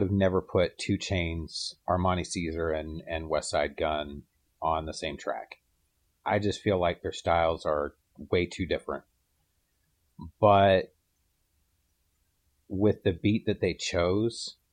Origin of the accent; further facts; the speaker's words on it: Canada; moved away; I'm Canadian, but I've been gone so long